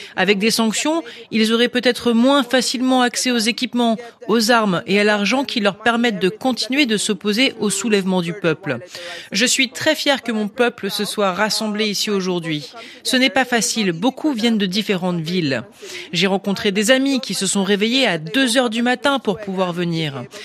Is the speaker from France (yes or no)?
no; Iran; moved away; mon pays, l'Iran